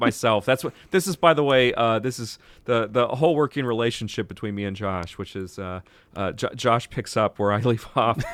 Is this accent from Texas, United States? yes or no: yes; Texas, United States; moved away; I'm from Texas originally